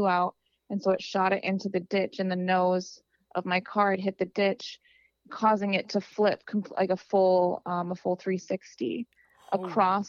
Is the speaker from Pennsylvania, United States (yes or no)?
no; Wisconsin, United States; growing up in Wisconsin